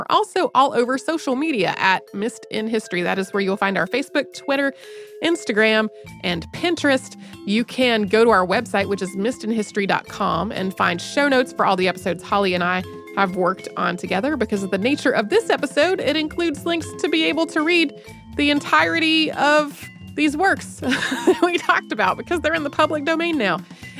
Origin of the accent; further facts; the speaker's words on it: Wellington, New Zealand; My hometown of Wellington, New Zealand, has a cable car.